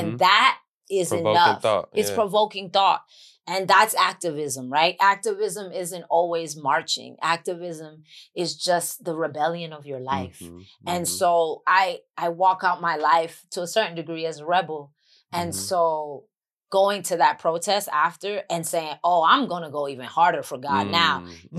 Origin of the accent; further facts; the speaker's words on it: New York City, New York, United States; accent: New York; first language English; moved away as an adult; now in Los Angeles, United States; I'm from the Bronx and I'm Latin.